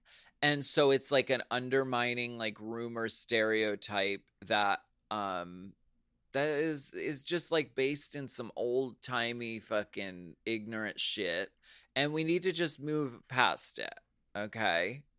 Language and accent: English; United States; I'm Filipino American, and in the Philippines alone, we have 170 distinct ethno-linguistic tribal groups.